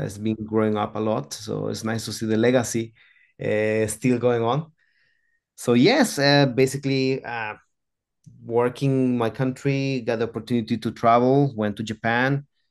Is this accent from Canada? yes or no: no; Antigua Guatemala, Sacatepéquez, Guatemala; I was born in Guatemala, as, as you, you know already, in a small city called Antigua